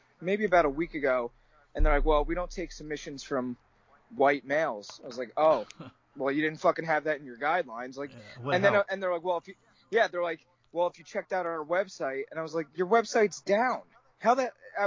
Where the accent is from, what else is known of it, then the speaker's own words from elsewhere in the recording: New Jersey, United States; I'm from New Jersey.